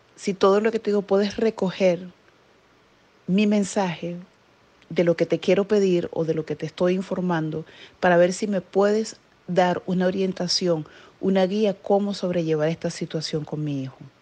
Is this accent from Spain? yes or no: no; Venezuela; moved away as an adult; now in New Jersey, United States; soy venezolana, vivo en New Jersey, Estados Unidos, desde hace casi 13 años